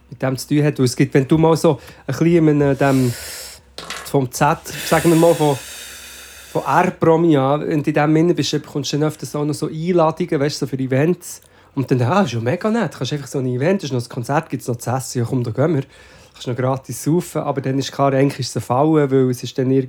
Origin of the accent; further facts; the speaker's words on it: Switzerland; ich schwöre, dass ich als Schweizer